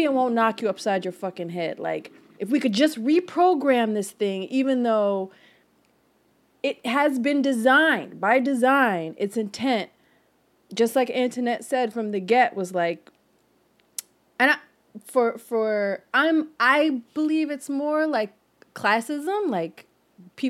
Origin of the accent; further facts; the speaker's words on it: Philadelphia, Pennsylvania, United States; also born or lived in Fairmount, Philadelphia; I was raised in Germantown.